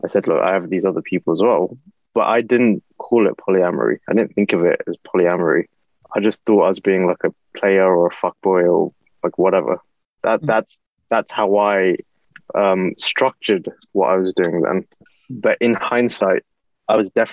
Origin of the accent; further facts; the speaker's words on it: London, United Kingdom; I grew up in East London